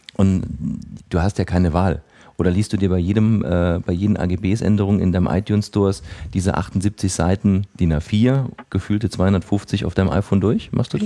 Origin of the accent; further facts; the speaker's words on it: Saarland, Germany; bei uns im Saarland